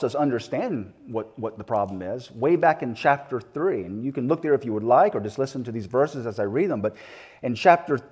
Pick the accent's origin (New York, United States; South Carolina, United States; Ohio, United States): South Carolina, United States; moved away; my upbringing down in the South. I'm from South Carolina